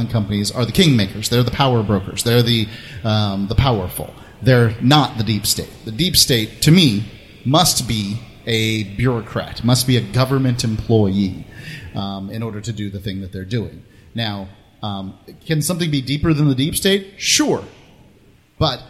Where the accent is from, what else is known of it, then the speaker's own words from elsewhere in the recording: Florida, United States; I grew up here in Florida